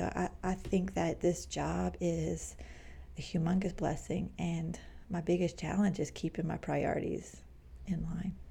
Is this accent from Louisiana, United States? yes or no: yes; Cajun, Louisiana, United States; moved away as an adult; also born or lived in Manhattan, New York / Queens, New York; as a Cajun, small minded, embarrassing now to look back girl